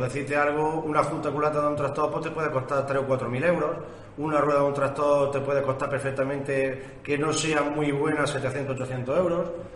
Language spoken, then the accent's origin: Spanish; Spain; me enorgullezco de ser español